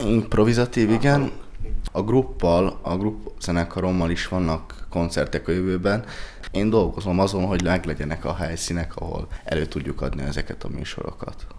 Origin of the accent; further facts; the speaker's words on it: Budapest, Hungary; én köztársaságtéri vagyok. Ezt ezt, ezt, ezt, ezt el kell mondanom, hogy én ott nőttem fel